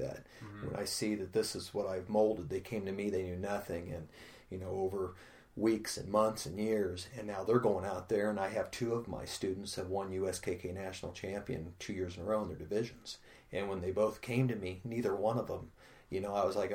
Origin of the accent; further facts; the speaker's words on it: Pekin, Illinois, United States; We grew up poor in the South End.